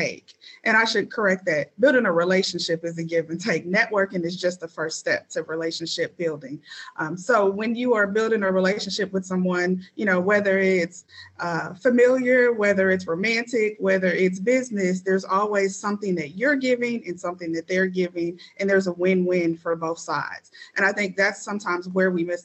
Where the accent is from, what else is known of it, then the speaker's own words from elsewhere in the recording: St. Louis, Missouri, United States; moved away as an adult; now in Indianapolis, United States; I am actually a Indianapolis implant. So I'm not born and raised here. I'm originally from St. Louis, Missouri